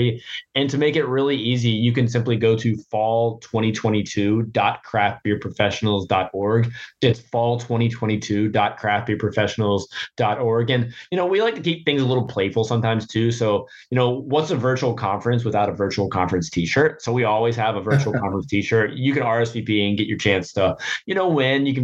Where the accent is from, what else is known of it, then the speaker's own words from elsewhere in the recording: Norfolk, Virginia, United States; my hometown of Norfolk, Virginia